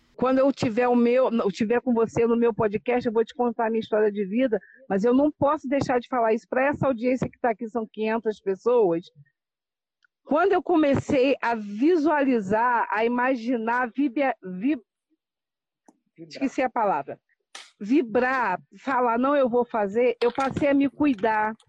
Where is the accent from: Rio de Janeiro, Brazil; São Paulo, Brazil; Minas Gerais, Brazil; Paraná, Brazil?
Rio de Janeiro, Brazil; Teresópolis; now in Guapimirim, Brazil; Eu sou do Rio de Janeiro, moro num município chamado Guapimirim, que fica antes de Teresópolis, mas eu sou teresopolitana